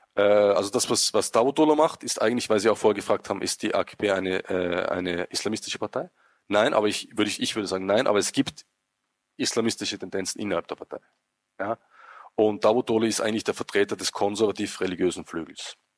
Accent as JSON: {"language": "German", "country": "Austria", "said": "als Österreicher"}